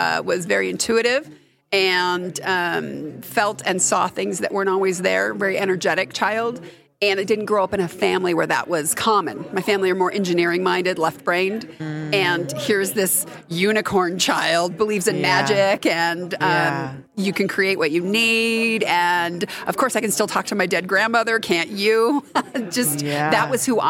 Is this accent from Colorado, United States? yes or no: yes; Colorado Springs, Colorado, United States; I grew up in Colorado Springs